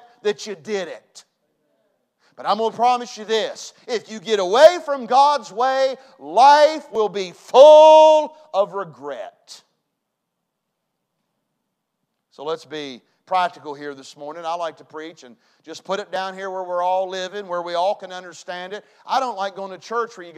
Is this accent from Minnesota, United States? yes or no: no; West Virginia, United States; I was raised in West Virginia.